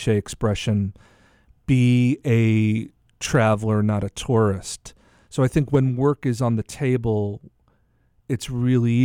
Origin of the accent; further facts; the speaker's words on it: United States; also born or lived in Italy; as an American traveling